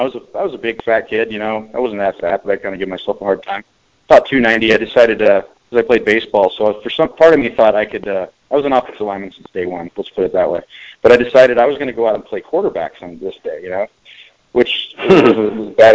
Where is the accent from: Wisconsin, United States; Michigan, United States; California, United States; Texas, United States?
California, United States; Pleasanton; moved away as an adult; also born or lived in Arizona / Scottsdale, Arizona; I went to Amador Valley High School in Pleasanton, California, just about 45 minutes outside of Oakland or in San Francisco, in the East Bay, and grew up there